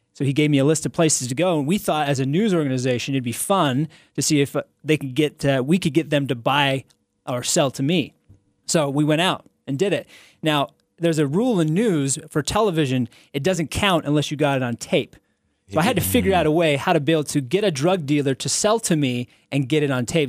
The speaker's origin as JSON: {"language": "English", "town": "Salt Lake City", "region": "Utah", "country": "United States", "tie": "born or raised there", "said": "this is where I'm from. This is my hometown"}